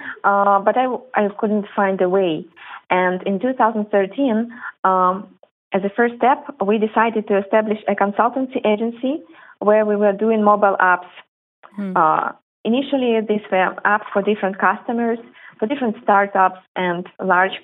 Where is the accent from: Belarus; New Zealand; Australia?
Belarus; moved away; originally both my brother and I, we are from Belarus